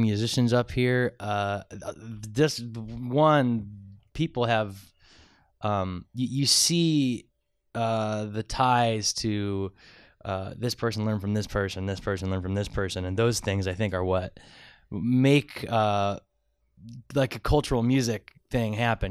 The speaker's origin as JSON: {"language": "English", "town": "Medina", "region": "Ohio", "country": "United States", "tie": "born or raised there", "said": "I grew up in Medina, about 45 minutes south of Cleveland, but I'm from Northeast Ohio."}